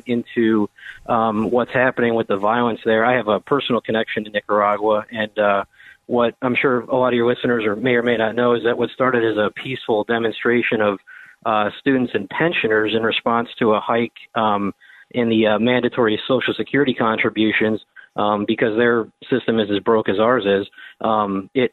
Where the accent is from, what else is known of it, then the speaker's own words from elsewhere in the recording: United States; as an American